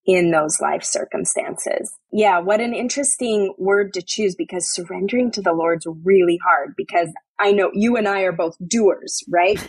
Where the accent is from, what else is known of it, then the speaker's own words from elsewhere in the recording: New York, United States; I'm a New Yorker.